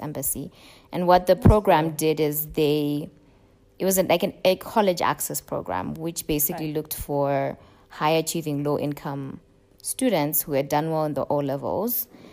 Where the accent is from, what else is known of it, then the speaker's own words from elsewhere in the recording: Harare, Zimbabwe; moved away as an adult; also born or lived in Mutare, Zimbabwe / United States; So I'm from Zimbabwe. In Zimbabwe, I grew up in Mutare, which is like on the eastern part of the country, for the first 9 years of my life. And then I grew up in Harare